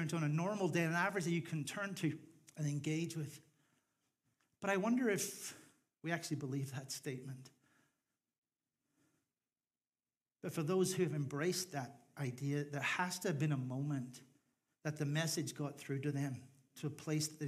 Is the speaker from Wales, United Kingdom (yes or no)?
no; Northern Ireland, United Kingdom; moved away as an adult; I was part of a minority group of people because I was from Northern Ireland